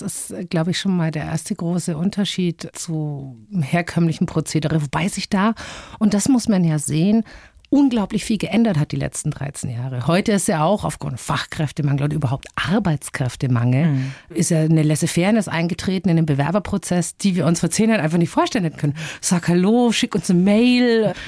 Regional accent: Bavaria, Germany; als Bayer

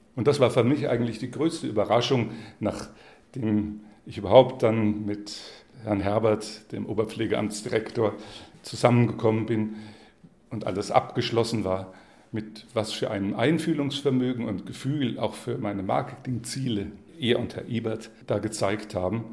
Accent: Würzburg, Bavaria, Germany; als Würzburger

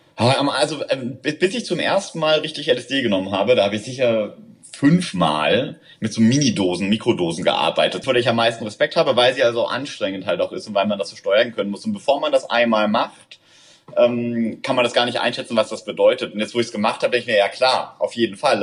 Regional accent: Southern Germany, Germany; moved away as an adult; now in Berlin, Germany; ich komme aus Süddeutschland, muss man sagen. Ich glaube, wir sind relativ konservativ äh, erzogen äh, worden, aufgewachsen.

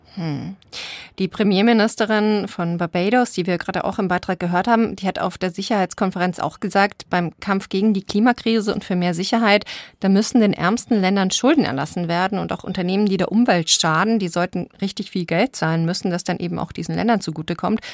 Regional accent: Germany; bei uns in Deutschland

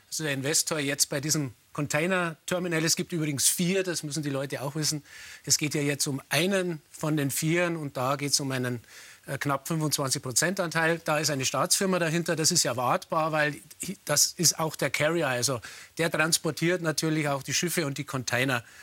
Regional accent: Germany; wir als Deutsche, weil wir als Europäer

